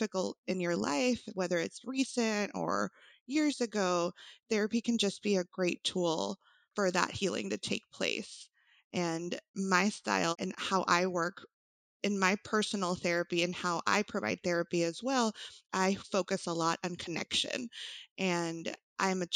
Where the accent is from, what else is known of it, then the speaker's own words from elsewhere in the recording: El Salvador; first language Spanish; English is a second language; now in Austin, United States; I did grow up in El Salvador with my family.